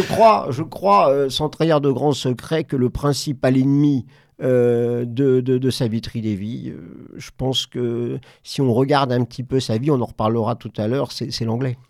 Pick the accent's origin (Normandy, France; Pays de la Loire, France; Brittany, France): Normandy, France; je viens de Normandie